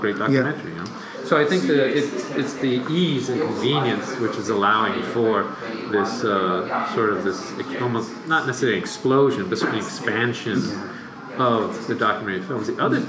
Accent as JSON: {"language": "English", "region": "Northern California", "country": "United States", "tie": "born or raised there", "said": "I grew up in Northern California"}